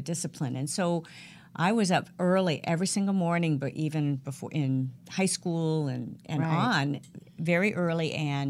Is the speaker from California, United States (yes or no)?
yes; California, United States; born or raised there; also born or lived in Eatonton, Georgia